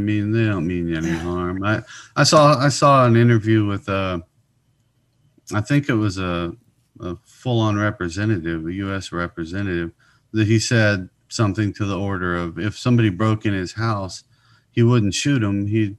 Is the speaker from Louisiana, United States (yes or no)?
yes; Louisiana, United States; also born or lived in Georgia; I was a military brat. I was born in Georgia, but grew up mostly in Louisiana, but I moved around a whole lot.